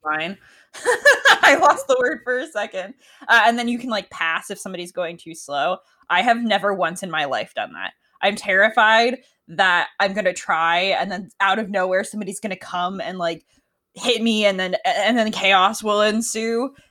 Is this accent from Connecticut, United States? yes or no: yes; Connecticut, United States; now in Washington, United States; I grew up in Connecticut, and that's where I learned to drive